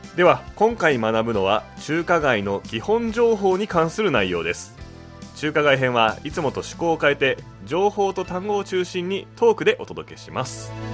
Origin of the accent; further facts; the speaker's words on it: Niigata, Japan; 私のふるさと新潟